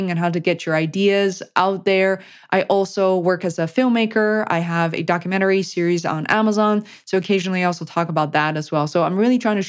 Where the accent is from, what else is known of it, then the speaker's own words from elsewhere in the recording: Beijing, China; moved away; I am an immigrant, you know, I come from Beijing, China originally